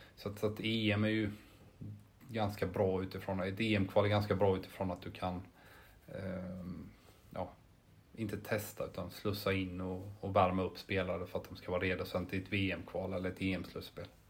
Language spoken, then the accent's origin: Swedish; Jönköping, Jönköping County, Sweden; moved away; also born or lived in Helsingborg; jag är ju från Jönköping, eller utanför Jönköping, Harbro från början